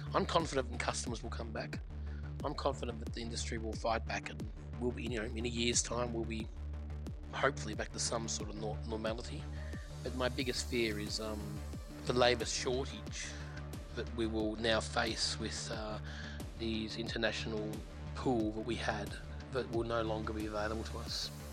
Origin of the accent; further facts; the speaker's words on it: Gippsland, Victoria, Australia; I grew up in Gippsland and I grew up in a restaurant from the age of 11 called Powers Court